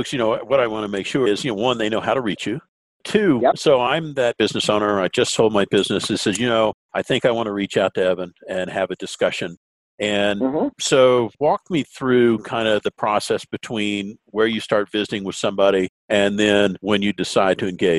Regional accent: Deep South, United States; I grew up in the Deep South.

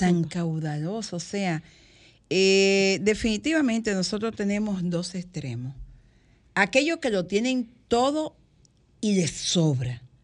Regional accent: Higüey, La Altagracia, Dominican Republic; en Higüey, en Higüey donde yo nací, yo recuerdo muy pequeñita, cuatro o cinco años

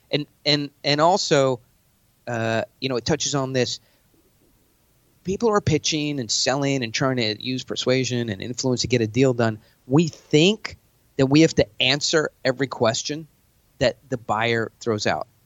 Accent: New York, United States; now in Scottsdale, United States; I'm from New York.

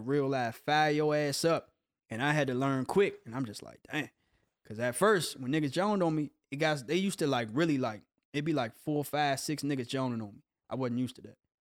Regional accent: Capitol Heights, Maryland, United States; moved away as an adult; also born or lived in Coatesville, Pennsylvania / Hinesville; now in Los Angeles, United States; I grew up in Capitol Heights. I was born in Pennsylvania

